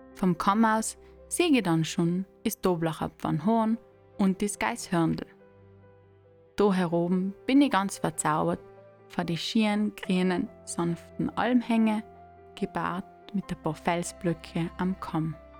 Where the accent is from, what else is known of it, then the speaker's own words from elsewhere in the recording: South Tyrol, Trentino-Alto Adige, Italy; now in East Tyrol, Austria; ich als Südtirolerin in Osttirol bin und ganz nachend auf der Grenze lebe